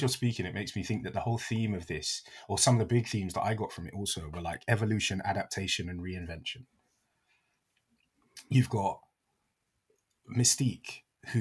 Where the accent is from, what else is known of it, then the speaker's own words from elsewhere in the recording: United Kingdom; as a British person